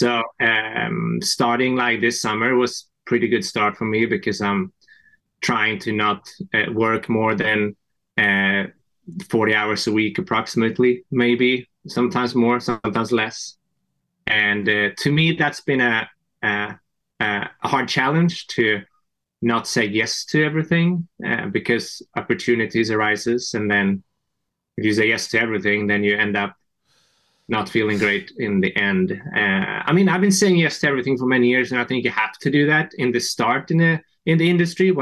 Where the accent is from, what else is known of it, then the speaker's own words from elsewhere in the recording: Sweden; moved away as an adult; also born or lived in France; now in United States; from Sweden, actually, originally